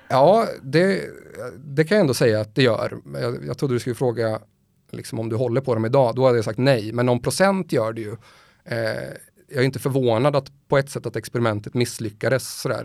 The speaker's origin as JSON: {"language": "Swedish", "town": "Motala", "region": "Östergötland", "country": "Sweden", "also_born_or_lived": "Gothenburg / Stockholm", "moved": "yes", "said": "jag känner mig faktiskt hemma mest i Motala där jag kommer ifrån."}